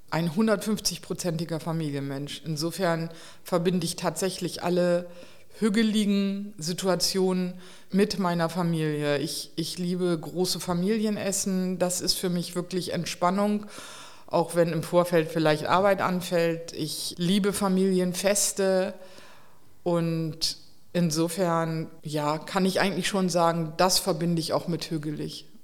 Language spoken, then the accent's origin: German; Delmenhorst, Lower Saxony, Germany; Aus Delmenhorst bei Bremen.